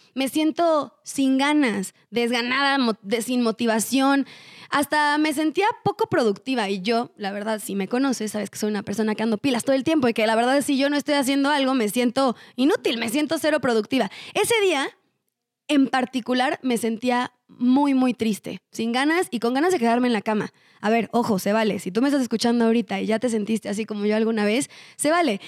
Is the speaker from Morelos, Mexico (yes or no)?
yes; Cuernavaca, Morelos, Mexico; yo soy de Cuernavaca, Morelos